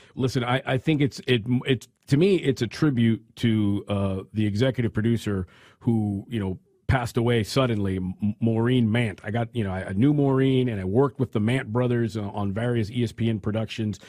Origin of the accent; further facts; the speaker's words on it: California, United States; I come from California